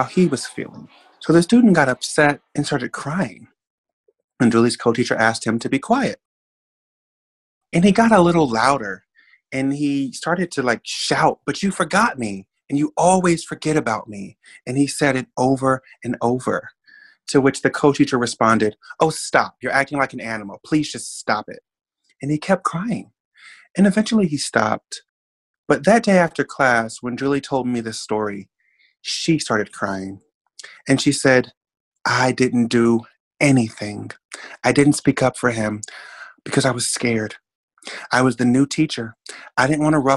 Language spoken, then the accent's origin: English; Oklahoma City, Oklahoma, United States; moved away as an adult; now in New York, United States; I grew up in Oklahoma City. I'm not from New York. You know, I've been in New York 5 years.